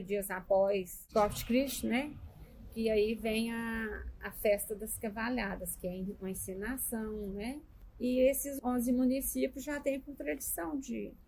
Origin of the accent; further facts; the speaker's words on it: Minas Gerais, Brazil; now in Goiás, Brazil; eu sou mineiro